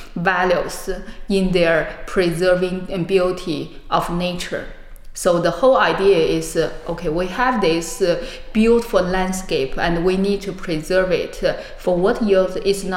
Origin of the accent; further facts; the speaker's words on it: China; moved away as an adult; also born or lived in Beijing, China; now in Munich, Germany; from China.